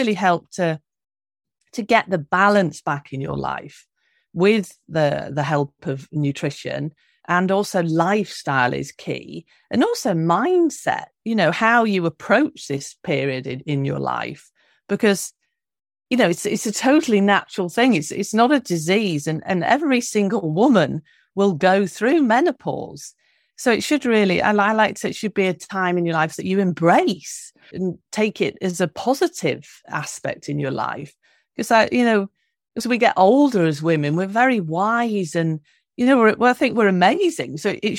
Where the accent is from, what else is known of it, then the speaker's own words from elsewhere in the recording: London, United Kingdom; I'm originally from London, from the UK